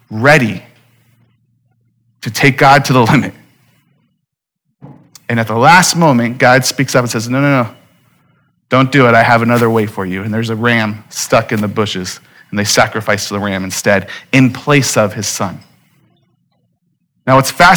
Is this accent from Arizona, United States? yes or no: yes; Phoenix, Arizona, United States; I'm born and raised in Phoenix